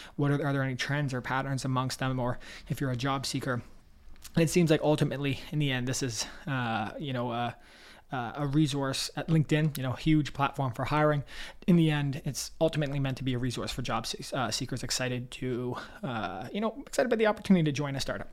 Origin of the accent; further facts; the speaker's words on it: Toronto, Ontario, Canada; I'm from Toronto